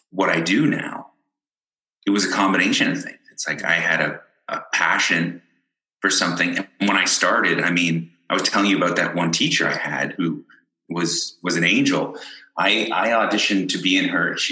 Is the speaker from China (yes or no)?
no; Ireland; born there; I was born in Ireland.